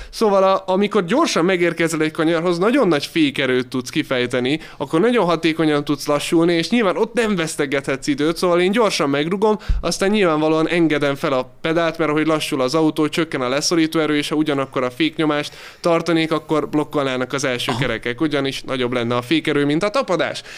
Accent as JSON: {"language": "Hungarian", "country": "Hungary", "said": "hatan vagyunk magyarok"}